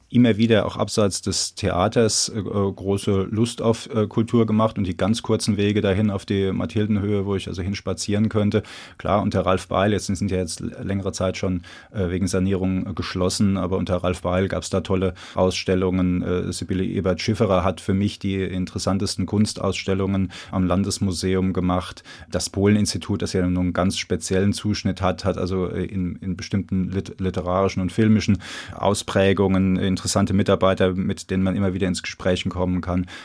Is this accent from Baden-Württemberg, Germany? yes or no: no; Darmstadt, Hesse, Germany; born there; Ich bin ähm, gebürtiger Aheilger, das ist Orhelier, wie man äh, im Dialekt sagt, das ist der nördliche äh, Vorort. Und ähm, ich bin deswegen überzeugter Darmstädter, weil Darmstadt an der richtigen Stelle liegt.